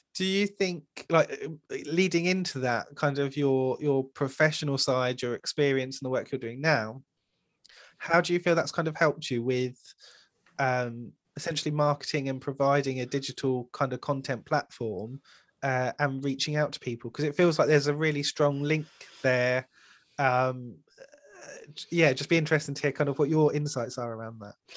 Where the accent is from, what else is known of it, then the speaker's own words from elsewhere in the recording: United Kingdom; especially being British